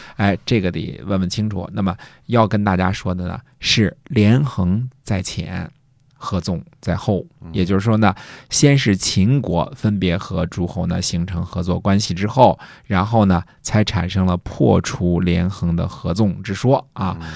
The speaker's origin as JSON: {"language": "Chinese", "country": "China", "said": "这个我们中国人民忠厚啊，不太喜欢这些东西啊。"}